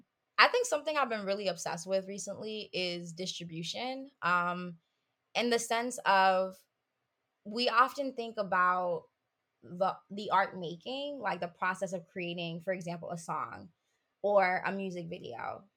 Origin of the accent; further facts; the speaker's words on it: Haiti; I did a lot of reading on learning about my culture as a Haitian person. I grew up in Haiti.